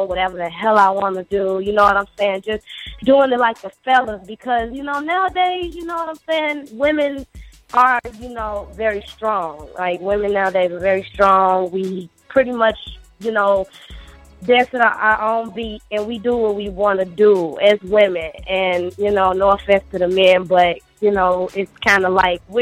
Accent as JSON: {"language": "English", "town": "Chicago", "region": "Illinois", "country": "United States", "said": "I'm from Chicago, Chi-Town."}